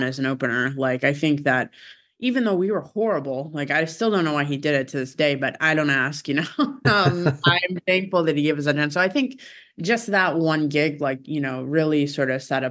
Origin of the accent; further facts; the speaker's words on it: Syracuse, New York, United States; moved away; my hometown, which is Syracuse